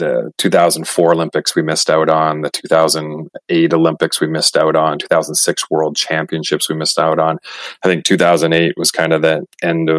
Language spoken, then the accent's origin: English; Surrey, British Columbia, Canada; I grew up in Vancouver, a suburb of Vancouver called Surrey